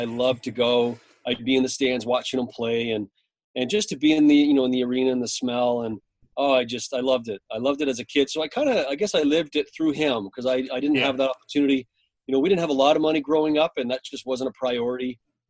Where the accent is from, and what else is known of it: Canada